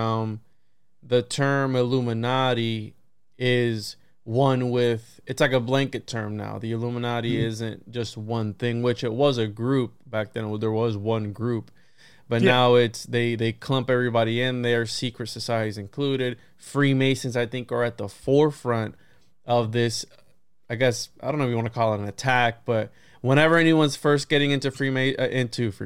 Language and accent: English; Puerto Rico; I was born in Puerto Rico